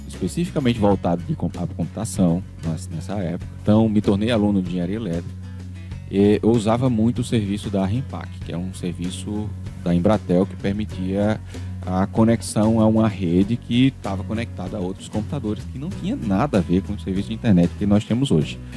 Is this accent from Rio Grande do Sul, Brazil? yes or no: no; Natal, Rio Grande do Norte, Brazil; eu nasci em Natal, fui criado em Natal